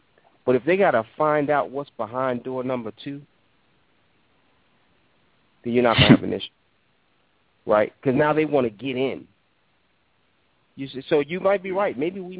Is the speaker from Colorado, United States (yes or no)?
no; New York, United States; growing up in New York